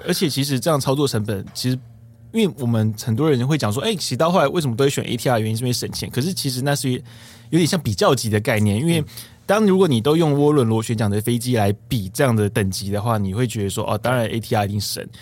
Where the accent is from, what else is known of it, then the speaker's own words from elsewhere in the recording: Taiwan; 我们台湾人